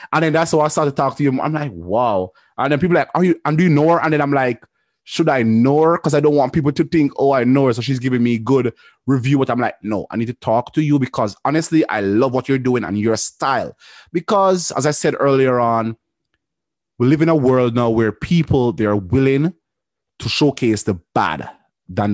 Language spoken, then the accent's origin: English; Jamaica; I'm a Jamaican